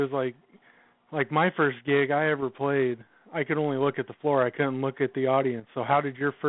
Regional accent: Oregon, United States; I'm from Oregon.

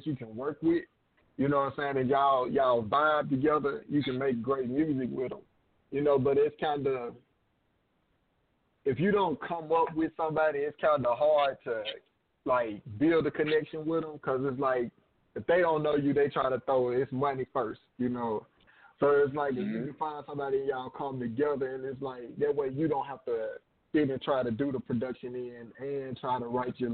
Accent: Jackson, Tennessee, United States; now in Atlanta, United States; I'm originally from Tennessee

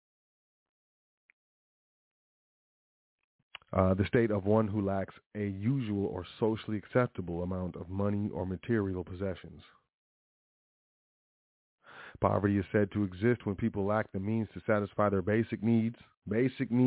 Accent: United States; I was born in the United States of America

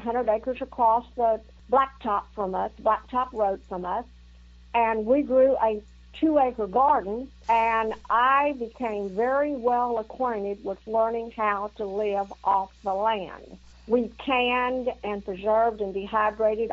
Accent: Houston, Texas, United States; moved away as an adult; also born or lived in Corpus Christi, Texas; now in Rusk, United States; I was born in Corpus Christi, Texas. I grew up in Houston

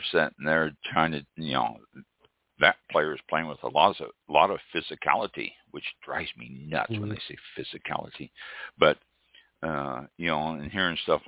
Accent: Kansas City, United States; moved away; also born or lived in San Francisco area, California; I'm from Kansas City. I'm a Kansas City fan

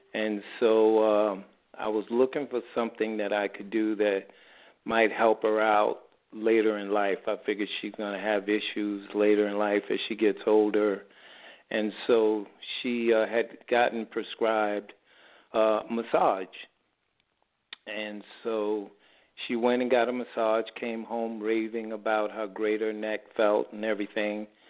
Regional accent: New York City, New York, United States; now in San Diego, United States; I'm originally from New York City

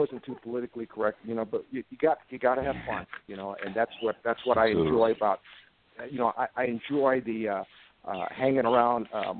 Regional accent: Fort Buckner, Okinawa, Japan; I used to watch all those old TV shows growing up on Fort Buckner, Okinawa

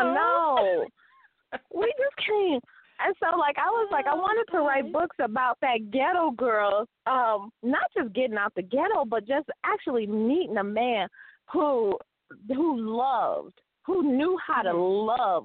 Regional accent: Detroit, Michigan, United States; I was a ghetto girl because I grew up in Detroit.

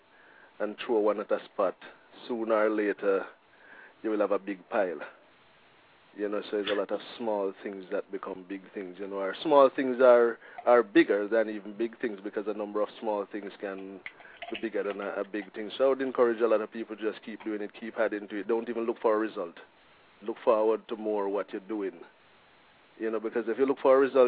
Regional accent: Jamaica; now in Portland, United States; I'm a Jamaican

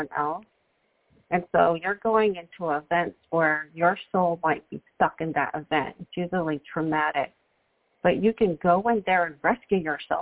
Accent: New York City, New York, United States; I'm a girl from New York City

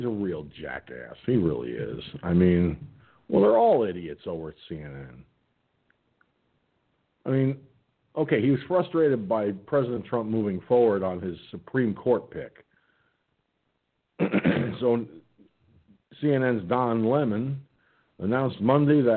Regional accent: Hudson Valley, upstate New York, United States; I'm a New Yorker. I'm from upstate New York, you know, around the Hudson Valley part there

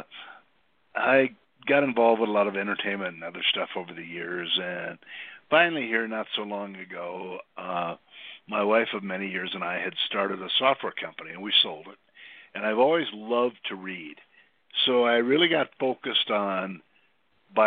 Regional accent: Midwest, United States; moved away; also born or lived in Minnesota / South Dakota / California; I grew up in the Midwest in two places pretty much. One in a small town in Minnesota, and the other was with my grandparents on a small, pretty tough little farm in South Dakota

